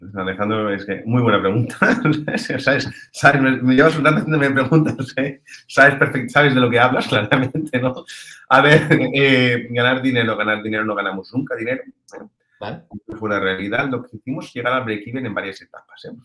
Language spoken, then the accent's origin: Spanish; Sant Joan de Vilatorrada, Catalonia, Spain; yo soy de San Juan del Vallés